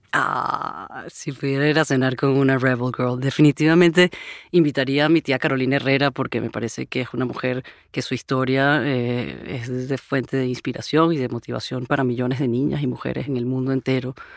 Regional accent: Venezuela; soy de Venezuela

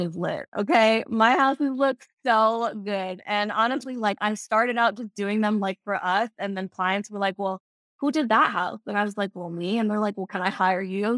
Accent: Fort Lauderdale, Florida, United States; Fort Lauderdale is my home, like, I was born and raised here in Broward County

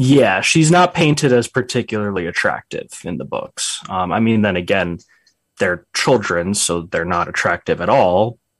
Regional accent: England, United Kingdom; I mean, we're English people.

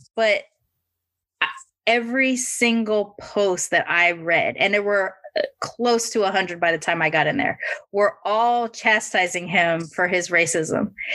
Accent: California, United States; as a Californian

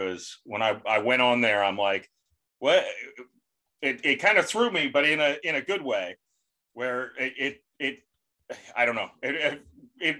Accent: St. Petersburg, Florida, United States; I was born in St. Petersburg, Florida, and I still live here

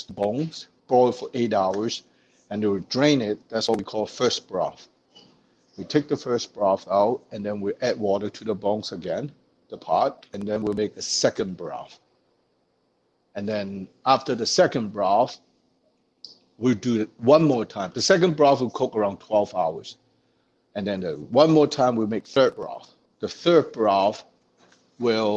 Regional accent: China; now in Winnipeg, Canada; Where I come from, my hometown in China, is pretty famous for the chili oil

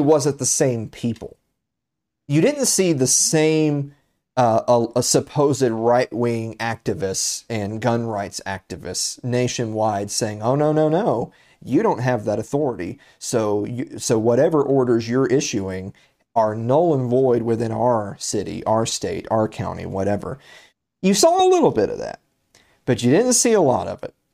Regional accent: Tennessee, United States; my home state, the state of Tennessee

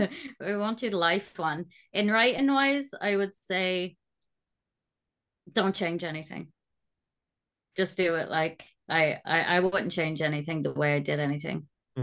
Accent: Ireland; So being Irish, you know, our second language is the curse.

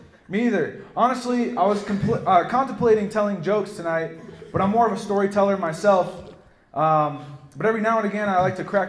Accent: London, United Kingdom; now in United States; Some backstory on me. I was raised in England. And yes, that means I'm British.

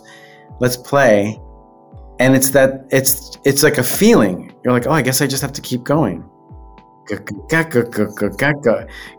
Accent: Long Island, New York, United States; in New York, where I grew up on Long Island

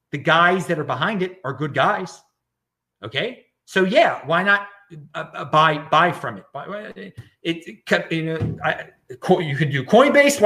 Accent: United States; I'm an American citizen

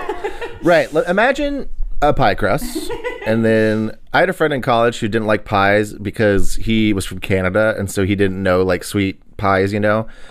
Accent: Texas, United States; I'm from Texas.

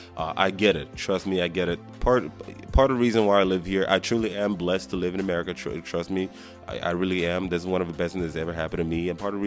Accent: Nigeria; being Nigerian

